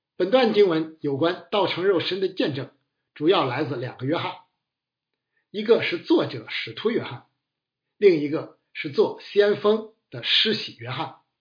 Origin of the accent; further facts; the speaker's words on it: China; 我们中国人的观念与追求